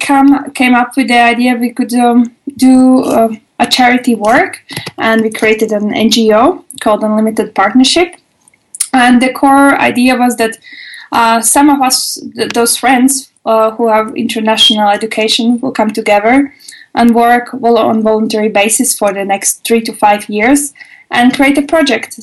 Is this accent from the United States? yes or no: no; Latvia; moved away as an adult; now in Germany; originally, actually, I'm from Latvia